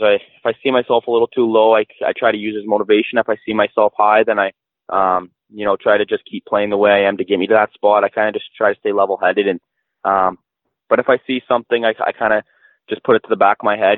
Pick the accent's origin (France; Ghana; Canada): Canada; Whitby, Ontario; I'm from Whitby, Ontario. Um, it's a smaller town just east of Toronto